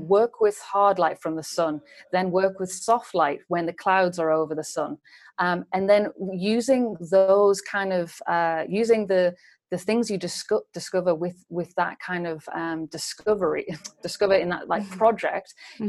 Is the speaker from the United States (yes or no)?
no; England, United Kingdom; moved away as an adult; also born or lived in London; now in Berlin, Germany; I'm an English uh, beauty and still life photographer